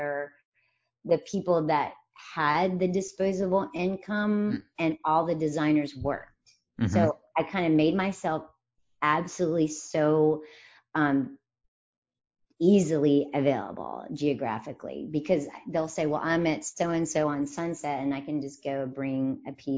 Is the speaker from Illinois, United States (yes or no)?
no; rural North Carolina, United States; moved away as an adult; also born or lived in New York City / London / San Francisco / Connecticut; I am from literally like rural North Carolina. My family has been in that spot for 200 years